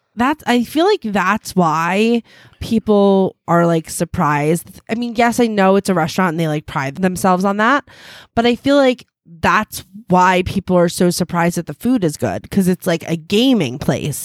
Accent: United States

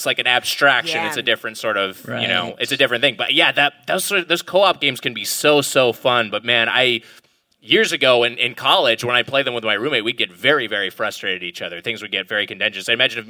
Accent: California, United States; I'm from Southern California.

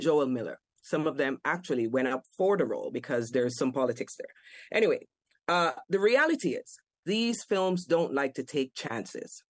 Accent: Kingston, Jamaica; moved away as an adult; as a child growing up in Jamaica, I only came here at age 21. Mm. I grew up in Kingston 11, the fringes, the inner cities.

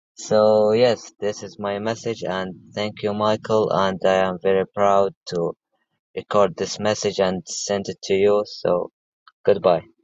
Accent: Saudi Arabia; English is a second language; I am from Saudi Arabia

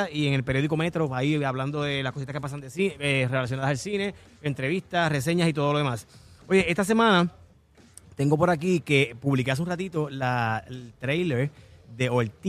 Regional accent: Canóvanas, Puerto Rico; Desde, Toñito Diablo hasta aquí en Canova. Oye, mi pueblo

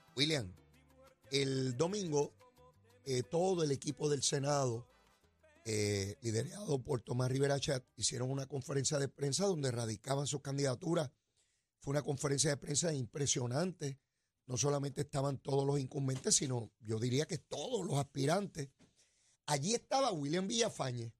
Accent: Puerto Rico

